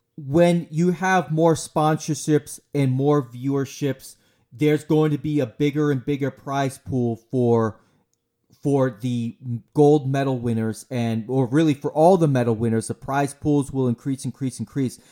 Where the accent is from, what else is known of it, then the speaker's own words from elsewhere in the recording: United States; I'm an American